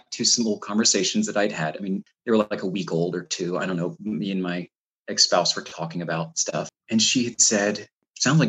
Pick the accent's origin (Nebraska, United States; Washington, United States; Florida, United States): Florida, United States; moved away; I grew up in Florida